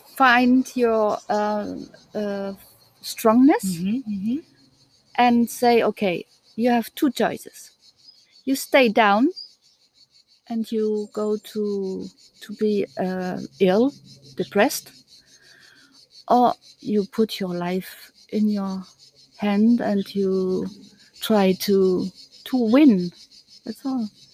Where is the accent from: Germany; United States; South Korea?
Germany; East Germany; English is a second language; moved away as an adult; now in France; I'm coming from Germany. I was born there in East Germany. And I left East Germany uh, when I was 20